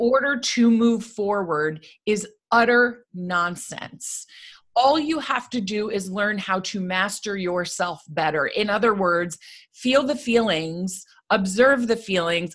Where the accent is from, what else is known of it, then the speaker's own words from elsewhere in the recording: United States; I grew up right outside New York City.